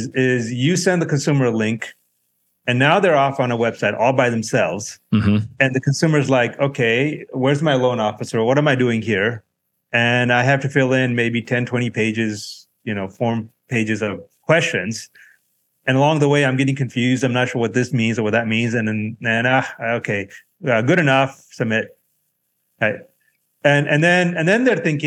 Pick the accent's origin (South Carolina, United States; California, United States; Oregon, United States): California, United States; Southern; I grew up in Southern California